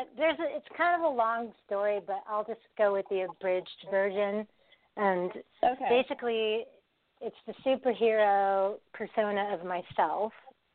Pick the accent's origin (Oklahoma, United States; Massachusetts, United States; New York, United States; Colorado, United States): Colorado, United States; also born or lived in Southern California; But I grew up in Colorado for like 20 years, so I'm a Colorado girl.